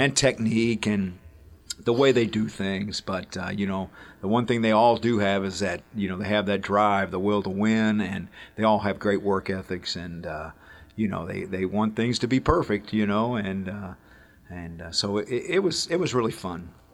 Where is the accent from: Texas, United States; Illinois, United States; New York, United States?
Illinois, United States; Alton; I played here, it's my hometown, and, you know, I, I get to come to my high school